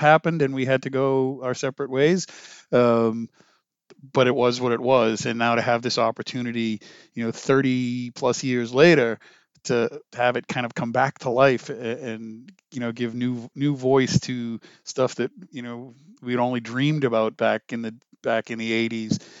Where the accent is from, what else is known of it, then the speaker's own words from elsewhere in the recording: Lowell, Massachusetts, United States; moved away; also born or lived in Connecticut; my hometown of Ma, in Lowell, Massachusetts